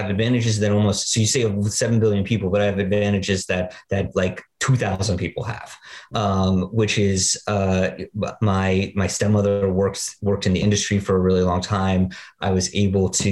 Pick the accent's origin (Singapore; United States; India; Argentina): United States; New York City, New York; Growing up in Greenwich Village in the 80s